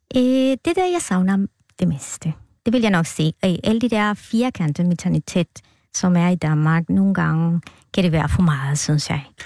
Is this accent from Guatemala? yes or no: yes; Guatemala; born or raised there; Danish is a second language; moved away as an adult; now in Denmark